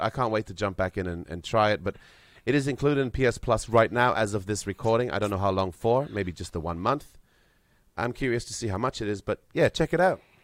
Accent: Vanuatu; I was born myself in Vanuatu, and my mother grew up in New Caledonia.

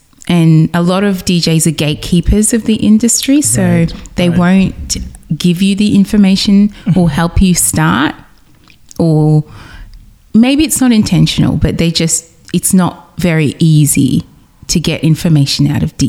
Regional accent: Nigeria; because being West African, being Nigerian, that's the heart of Afrobeats.

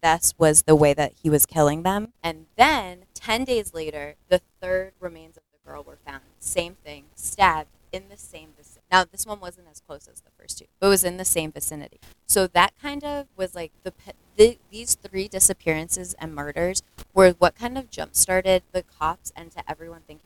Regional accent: New Hampshire, United States; also born or lived in Massachusetts; I'm more from New Hampshire than Massachusetts

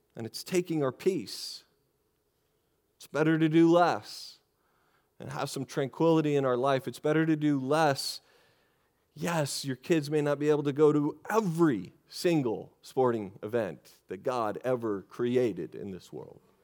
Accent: Texas, United States; I'm from Texas.

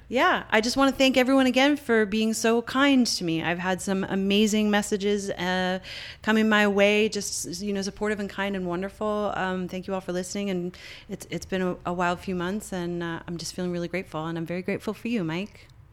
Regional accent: Canada; moved away; also born or lived in Montreal; I'm Canadian

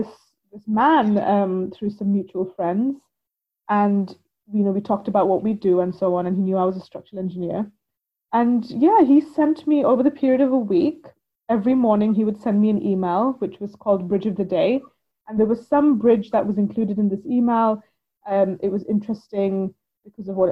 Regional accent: India; now in United Kingdom; Growing up in India

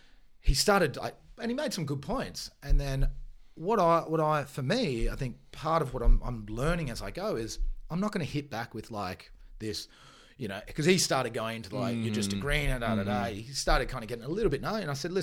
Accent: Bayonne, Nouvelle-Aquitaine, France; born there; Yeah, so I was born in Bayonne, which is part of the Basque country.

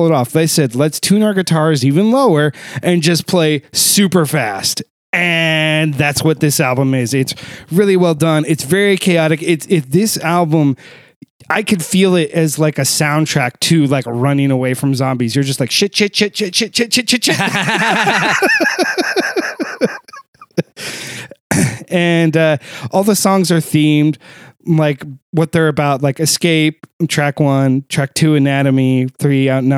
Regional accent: just outside Dayton, Ohio, United States; I was born just outside Dayton, Ohio

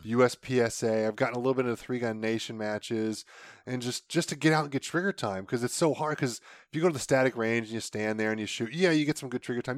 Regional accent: Ohio, United States; I'm from Ohio.

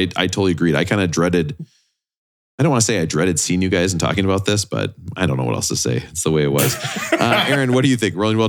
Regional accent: England, United Kingdom; Actually, I'm English.

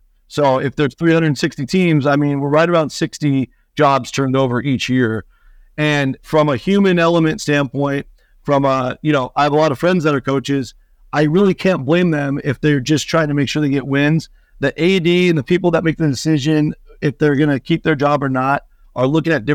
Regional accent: Seattle, Washington, United States; moved away; I'm from Seattle originally

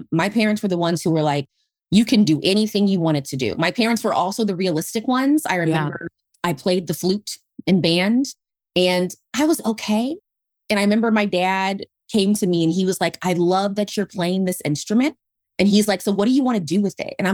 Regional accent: Midwest, United States; growing up in the Midwest, my parents had very traditional jobs, right?

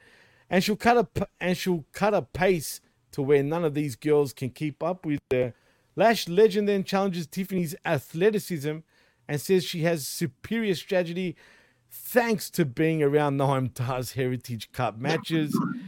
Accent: Australia; I'm Australian

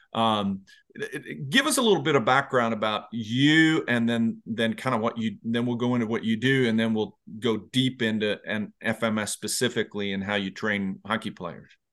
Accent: Sweden; now in Virginia, United States; I'm originally from Sweden, but I came to the U S nineteen ninety-three

